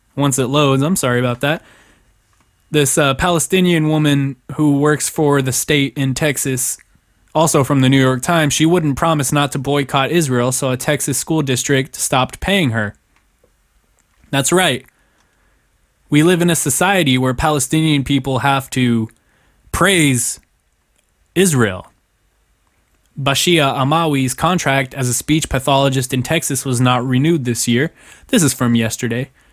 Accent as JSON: {"language": "English", "country": "Germany", "tie": "born or raised there", "moved": "yes", "lives_now": "United States", "said": "I was born in Germany"}